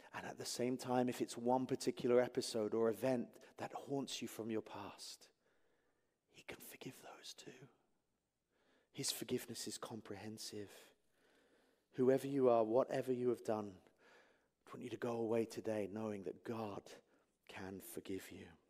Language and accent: English; England, United Kingdom; moved away; I'm from England.